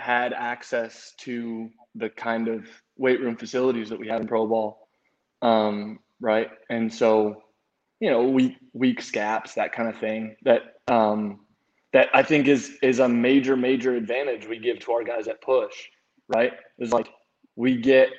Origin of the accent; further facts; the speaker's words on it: United States; moved away as an adult; now in Dominican Republic; we as American athletes